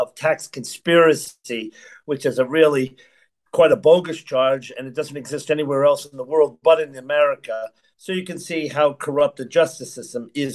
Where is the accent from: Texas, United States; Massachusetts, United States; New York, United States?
Massachusetts, United States; Boston; I grew up in the Boston area of Boston, Massachusetts